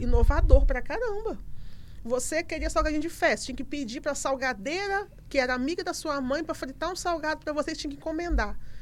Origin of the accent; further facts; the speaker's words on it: Colatina, Espírito Santo, Brazil; moved away as an adult; now in Linhares, Brazil; moramos em Linhares atualmente, mas somos de Colatina